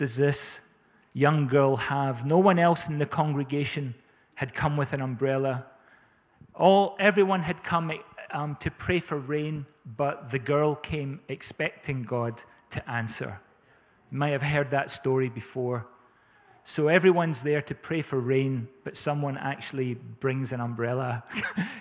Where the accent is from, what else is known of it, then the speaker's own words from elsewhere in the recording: South Africa; now in Scotland, United Kingdom; We grew up in South Africa, and we experienced drought a lot